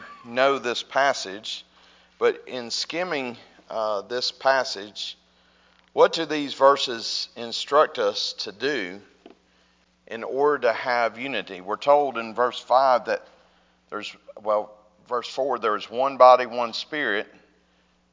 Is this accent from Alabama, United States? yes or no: yes; North Alabama, United States; I grew up in North Alabama, and I would say it's not too much different here.